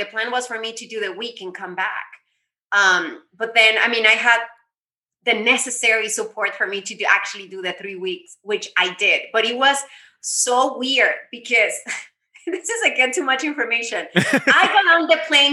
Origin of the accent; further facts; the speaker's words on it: United States; I was born here in the States, so I am Mexican, but I mean, I'm a US citizen